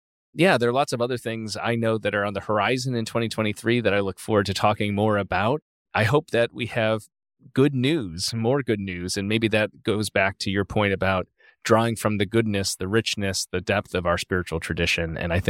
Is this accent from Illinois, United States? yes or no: yes; Chicago, Illinois, United States; Chicago. And so it's nice to spend Christmas with my family. I'll help out at my home parish where I grew up on the Christmas liturgy side of things.